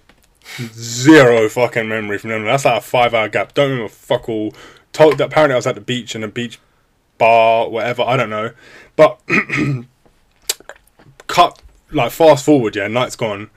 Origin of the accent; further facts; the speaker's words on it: United Kingdom; from the UK